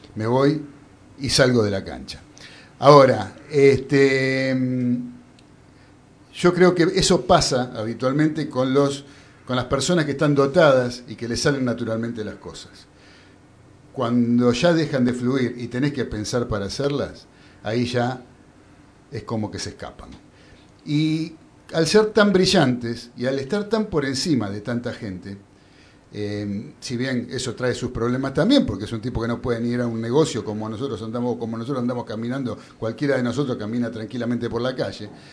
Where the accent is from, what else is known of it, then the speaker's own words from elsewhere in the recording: Argentina; lo que somos los argentinos